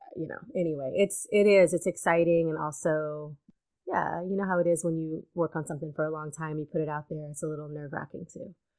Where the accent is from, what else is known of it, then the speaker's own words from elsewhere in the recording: Louisiana, United States; moved away as an adult; also born or lived in Alabama; I grew up in Louisiana, and when I graduated high school, I couldn't leave fast enough